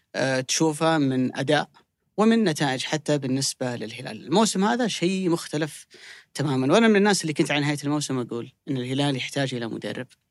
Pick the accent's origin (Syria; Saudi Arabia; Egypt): Saudi Arabia; بالنسبه لنا كسعوديين